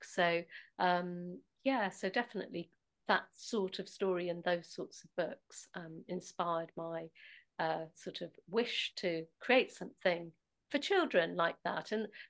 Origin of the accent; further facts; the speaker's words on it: Nottingham, East Midlands, United Kingdom; And so we're both from Nottingham, so we both kind of probably borrowed